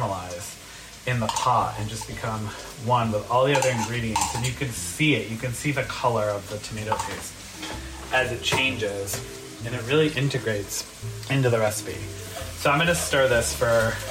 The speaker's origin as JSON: {"language": "English", "region": "Connecticut", "country": "United States", "tie": "born or raised there", "said": "I grew up having them in our local Portuguese bakery in my hometown in Connecticut"}